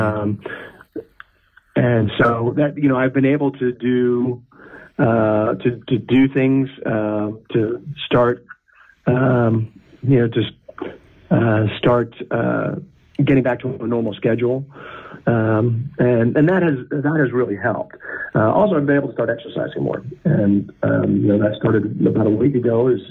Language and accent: English; United States; I'm in the United States of America. I'm an American